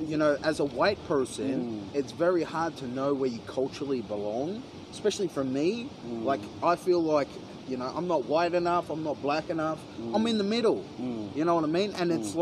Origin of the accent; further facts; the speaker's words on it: Australia; I'm fucking Australian.